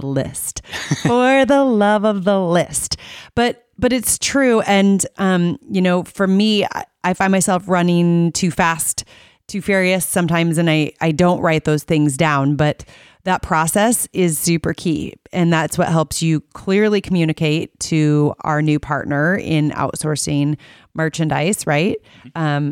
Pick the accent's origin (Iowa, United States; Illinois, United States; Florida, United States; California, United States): Iowa, United States; I'm a photographer from Iowa